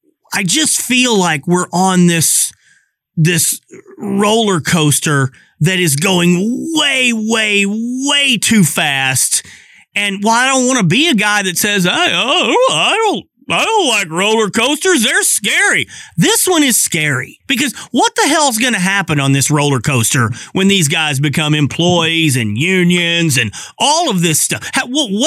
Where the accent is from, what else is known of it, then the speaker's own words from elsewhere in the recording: Arkansas, United States; Well, I didn't. I grew up in Arkansas. I never saw any snow.